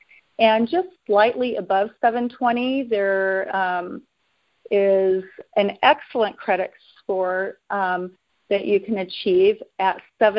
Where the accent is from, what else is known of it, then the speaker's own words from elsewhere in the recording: Oakland, California, United States; share that I'm a local born California resident, have lived here in California all my life. I'm born and raised in Oakland, California, the East Bay in San Francisco.